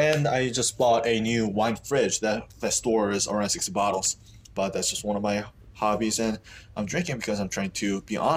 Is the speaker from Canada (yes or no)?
no; South Korea; English is a second language; also born or lived in United States; I was born and raised in Korea. I used to live in U.S. for 2 years when I was in elementary school.